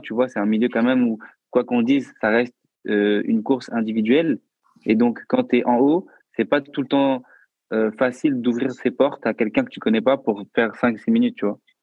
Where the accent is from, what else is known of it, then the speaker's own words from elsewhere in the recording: Bordeaux, Nouvelle-Aquitaine, France; moved away as an adult; now in Paris, France; je suis pas de Paris. Du coup, je suis de Bordeaux de base